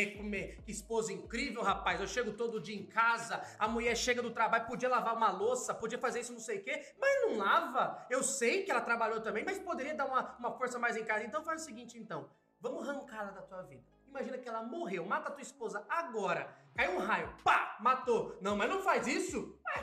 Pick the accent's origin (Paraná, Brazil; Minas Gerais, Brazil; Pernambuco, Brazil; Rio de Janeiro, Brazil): Paraná, Brazil; Sarandi; also born or lived in Maringá; Nasci em Maringá, que é uma cidade um pouquinho melhorzinha, né? Uhum. Mas morei a vida inteira em Sarandi.